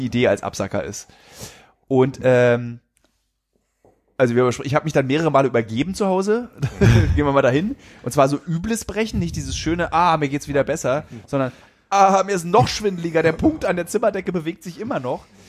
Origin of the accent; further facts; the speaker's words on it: Berlin, Germany